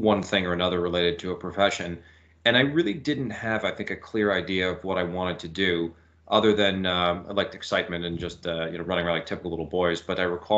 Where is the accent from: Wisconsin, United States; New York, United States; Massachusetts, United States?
New York, United States; Mamaroneck; also born or lived in Riverdale, Bronx, New York City; I was born and raised in Mamaroneck